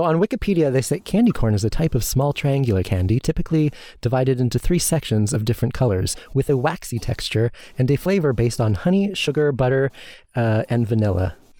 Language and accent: English; California, United States; I'm from California